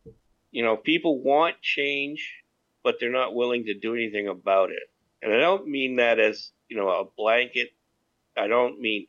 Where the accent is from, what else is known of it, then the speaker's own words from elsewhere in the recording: United States; moved away; I am an American and I wished I was home